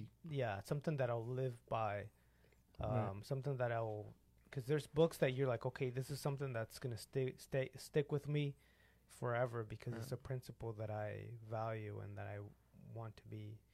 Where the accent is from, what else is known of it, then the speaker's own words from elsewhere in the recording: Mexico; I'm from Mexico.